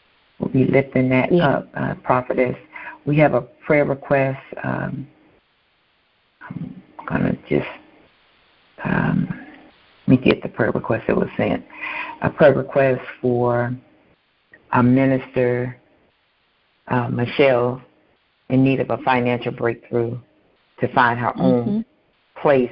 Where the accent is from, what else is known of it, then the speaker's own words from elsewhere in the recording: United States; we are privileged as American citizens